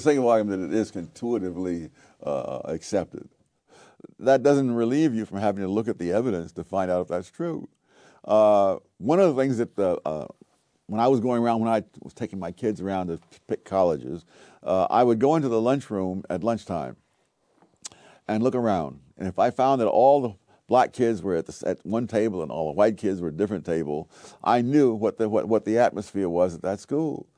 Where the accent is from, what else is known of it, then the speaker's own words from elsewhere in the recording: New York City, New York, United States; I grew up in Harlem in the nineteen forties, nineteen fifties